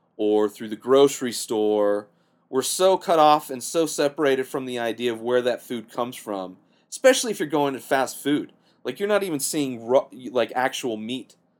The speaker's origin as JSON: {"language": "English", "region": "Southern California", "country": "United States", "tie": "born or raised there", "said": "I grew up in Southern California"}